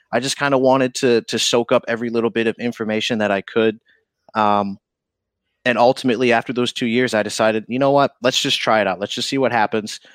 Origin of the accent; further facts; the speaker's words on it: Fabius, New York, United States; moved away as an adult; also born or lived in Missouri; now in Albany, United States; born and raised in Syracuse, um, actually in a town called Fabius, New York